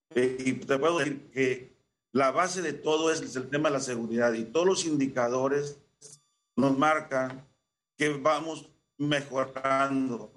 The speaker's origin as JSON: {"language": "Spanish", "town": "Xicoténcatl", "region": "Tamaulipas", "country": "Mexico", "tie": "born or raised there"}